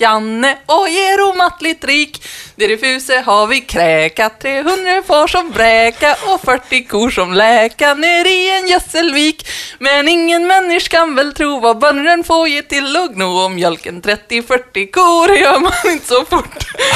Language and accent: Swedish; Burträsk, Västerbotten County, Sweden; moved away; jag pratar inte så mycket dialekt när jag väl bodde i Burträsk.